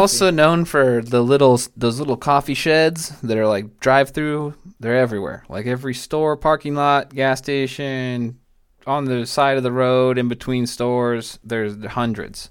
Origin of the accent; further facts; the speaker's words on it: Tacoma, Washington, United States; moved away; also born or lived in Marina, California / Salinas, California; I'm from, like, Tacoma, uh, Puyallup area, which is, like, south of Seattle